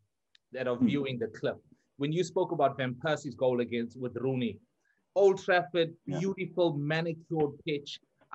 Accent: South Africa; as a South African

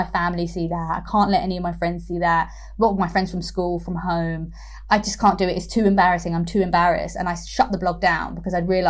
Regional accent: London, United Kingdom; I grew up in East London

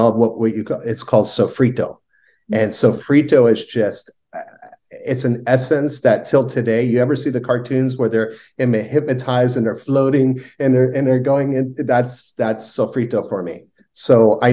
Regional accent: Miami, Florida, United States; moved away; I was born and raised in Miami.

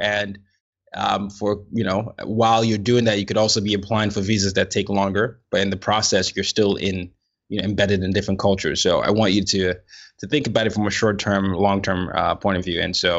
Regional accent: Nigeria; I'm a Nigerian, so I definitely understand the level.

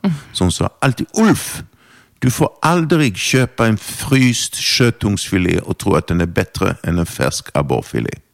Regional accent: Torshälla, Södermanland, Sweden; first language German; Swedish is a second language; Jag växte upp utanför en pytteliten stad som heter Torshälla. Mm -hmm. Som ligger utanför Eskilstuna.

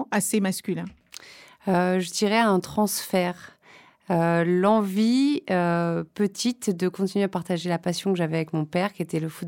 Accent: Saint-Germain-en-Laye, Île-de-France, France; À Saint-Germain-en-Laye, mhm. au Bel Air.

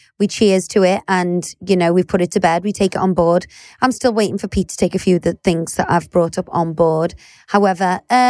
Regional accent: Liverpool, North West England, United Kingdom; accent: Scouse; I was dragged up in the heart of Liverpool. But I think we're both from, you know, good families and very normal backgrounds.

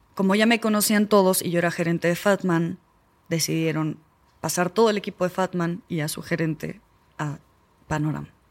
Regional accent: Argentina; now in Mexico; yo soy argentina

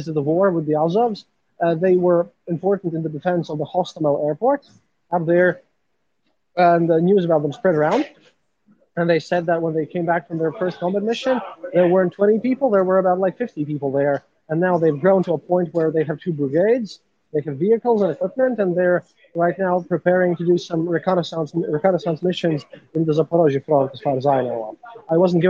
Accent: Latvia; I'm a journalist from Latvia.

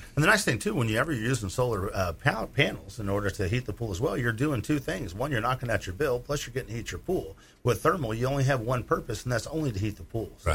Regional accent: Illinois, United States; moved away; I'm from Illinois, a farm ground

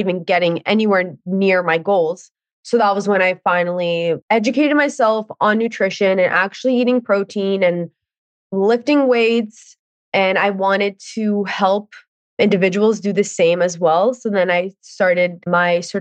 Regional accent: Ontario, Canada; I am from Ontario

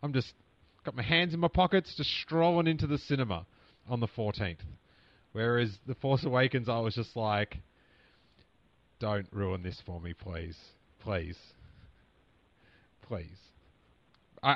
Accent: Australia; accent: Australian; it's my Australian accent

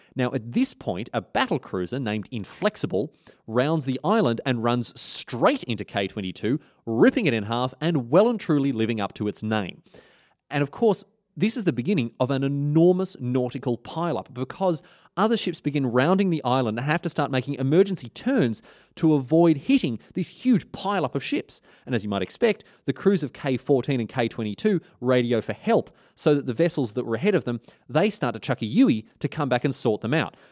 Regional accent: Australia; as an Australian

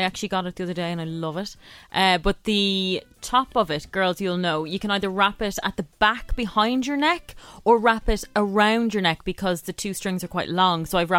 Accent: Ireland

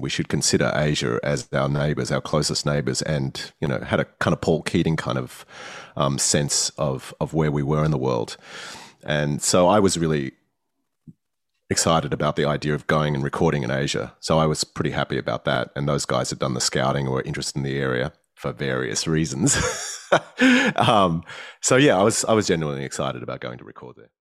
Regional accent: Australia; as an Australian

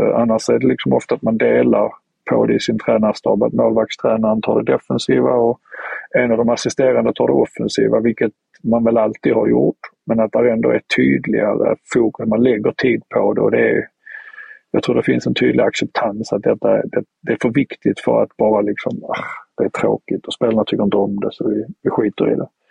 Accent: Sweden; moved away as an adult; now in Southampton, United Kingdom; familjen är kvar hemma i Sverige

